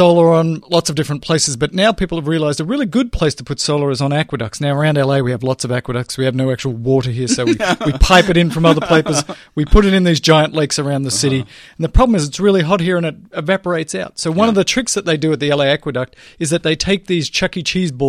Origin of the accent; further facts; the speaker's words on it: Melbourne, Victoria, Australia; So I grew up in Australia, and in Melbourne, which is a big city, 4 or 5 million people, they have the same thing.